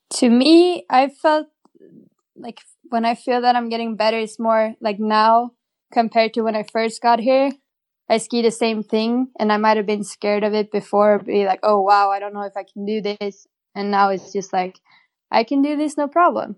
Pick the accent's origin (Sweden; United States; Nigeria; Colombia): Sweden; Åre, Jämtland; I grew up in a little ski town in northern Sweden